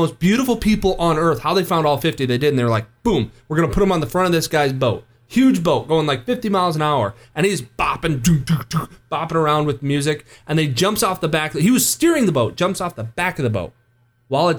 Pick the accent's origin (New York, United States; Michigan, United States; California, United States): Michigan, United States; just outside of East Lansing; I grew up just outside of East Lansing, grew up a Michigan fan